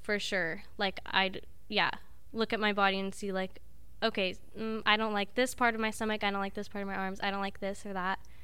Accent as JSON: {"language": "English", "town": "Grants Pass", "region": "Oregon", "country": "United States", "also_born_or_lived": "Southern California", "moved": "as an adult", "said": "Southern Oregon, from, like, the boonies."}